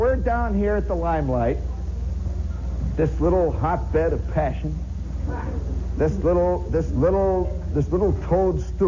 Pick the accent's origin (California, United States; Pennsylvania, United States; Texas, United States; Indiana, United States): Indiana, United States; I'm from Indiana.